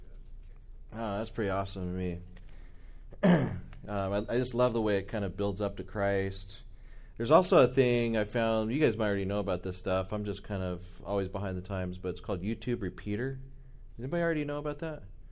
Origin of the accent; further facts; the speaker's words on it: Southern California, United States; growing up in Southern California, as a SoCal American